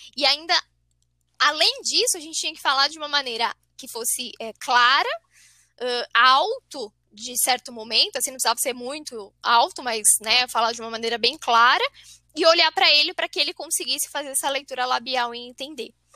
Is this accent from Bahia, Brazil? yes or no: no; São José dos Campos, São Paulo, Brazil; eu sou paulista, sou de São José dos Campos, São Paulo.